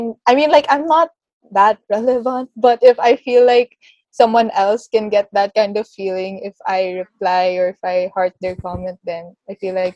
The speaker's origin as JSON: {"language": "English", "country": "Philippines", "said": "being like Filipino"}